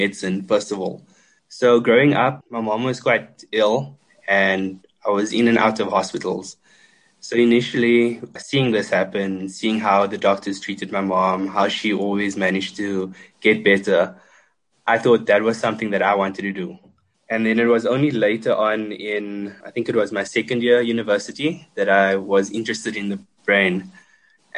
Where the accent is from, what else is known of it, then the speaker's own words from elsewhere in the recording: Port Elizabeth, Eastern Cape, South Africa; moved away as an adult; also born or lived in Johannesburg; we were a small department in Port Elizabeth in my hometown